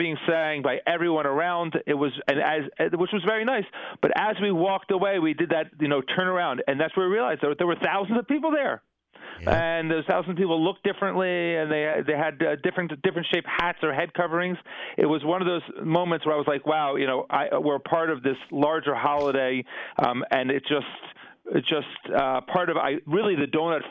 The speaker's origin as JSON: {"language": "English", "region": "New Jersey", "country": "United States", "tie": "born or raised there", "moved": "yes", "lives_now": "Israel", "said": "I grew up in New Jersey"}